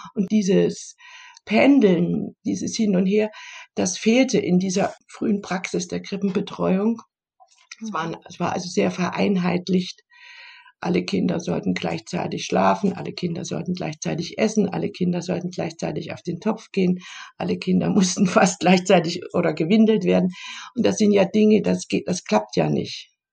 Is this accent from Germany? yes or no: yes; Germany; ich komme ja aus der DDR